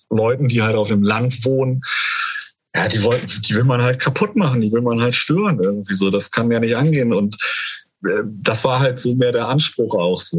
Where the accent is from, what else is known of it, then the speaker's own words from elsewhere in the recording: Dörverden, Lower Saxony, Germany; Also ich, ich komme ja ursprünglich aus, aus Dörferden-Barme